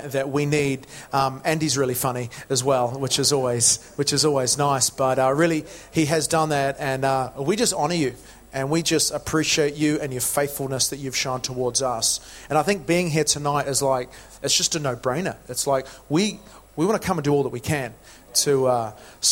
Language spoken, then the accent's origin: English; New Zealand; moved away as an adult; also born or lived in Matamata (Hobbiton), New Zealand; now in United Kingdom; I'm originally from New Zealand.